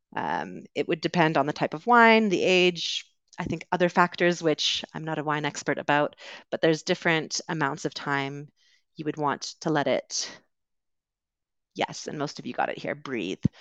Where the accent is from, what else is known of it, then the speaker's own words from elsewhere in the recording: Canada; accent: Canadian; moved away as an adult; also born or lived in United Kingdom; I am originally from Canada, so you will hear a Canadian accent today